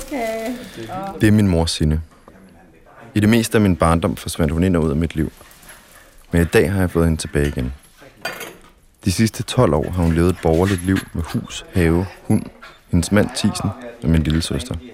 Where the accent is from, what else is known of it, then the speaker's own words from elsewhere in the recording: Helsingør, Capital Region of Denmark, Denmark; moved away; Jeg kommer fra Helsingør af. Nå, okay. Jeg har boet her i 44